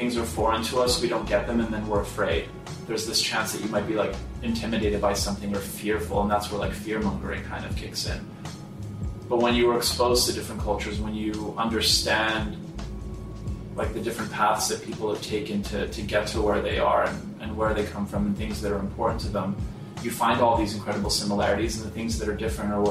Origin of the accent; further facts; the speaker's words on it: Montreal, Quebec, Canada; now in United States; I was born in Montreal. My sisters were born in Poland. My parents were Polish immigrants we lived in Montreal until we moved to West Virginia